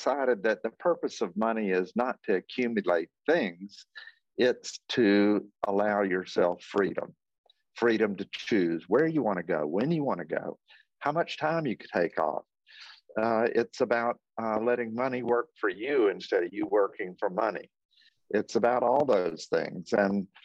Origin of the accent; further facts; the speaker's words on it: Athens, Georgia, United States; I was born and raised in Athens, Georgia